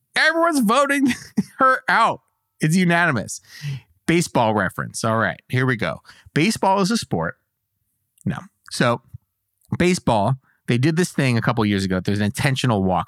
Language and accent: English; United States; as an American